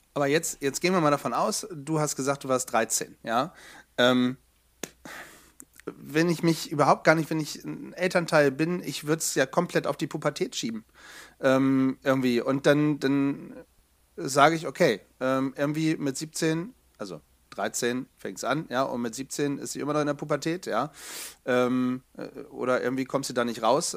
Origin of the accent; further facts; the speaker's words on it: Bremen, Germany; now in Hanover, Germany; als Hannoveraner, ähm, also in Hannoveraner lebend, ja, ich bin ja Exilbremer